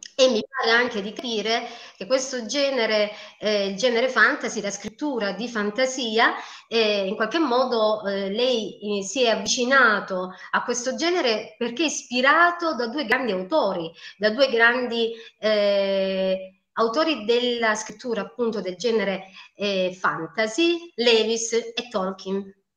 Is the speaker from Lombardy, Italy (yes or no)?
no; Apulia, Italy; anch'io sono pugliese